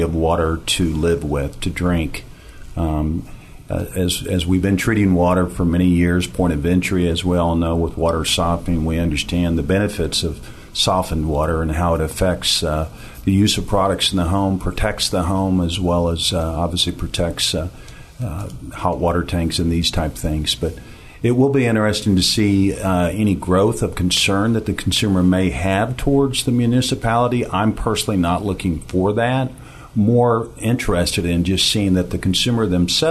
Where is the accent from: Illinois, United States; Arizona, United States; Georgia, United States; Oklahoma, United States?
Oklahoma, United States; Ponca City; I come from Ponca City, Oklahoma